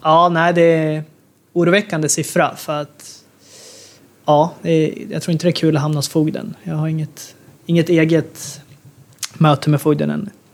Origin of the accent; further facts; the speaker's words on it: Sweden; moved away as an adult; som svensk